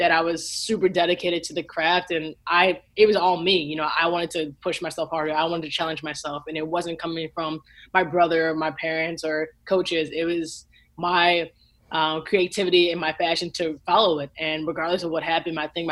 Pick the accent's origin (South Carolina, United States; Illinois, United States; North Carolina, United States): Illinois, United States; Lincolnwood; I grew up in Lincolnwood, Illinois. It's the closest suburbs to Chicago